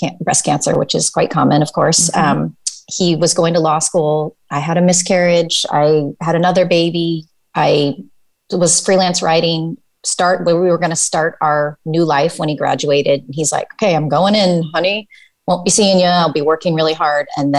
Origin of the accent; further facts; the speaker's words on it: Pacific Northwest, United States; moved away as an adult; also born or lived in South Korea / Amsterdam, Netherlands / New York City, United States; I am from the Pacific Northwest, born and raised